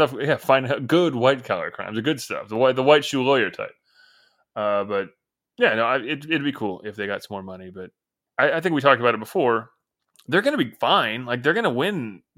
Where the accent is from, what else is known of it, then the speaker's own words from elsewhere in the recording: Northeast, United States; I grew up in the Northeast